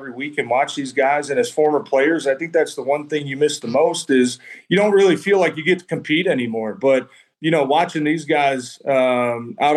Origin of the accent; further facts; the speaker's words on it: Detroit, Michigan, United States; I grew up here in Detroit, and I got to finish my career here in Detroit